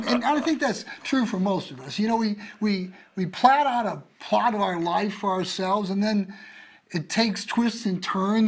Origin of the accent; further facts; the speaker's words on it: Des Moines, Iowa, United States; I was born a twin in Des Moines, Iowa in 1956